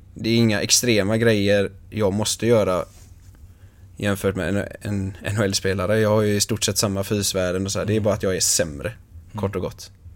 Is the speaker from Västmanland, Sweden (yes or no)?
no; Ytterby, Västra Götaland, Sweden; Ytterby där jag är ifrån. en liten håla på 6000 personer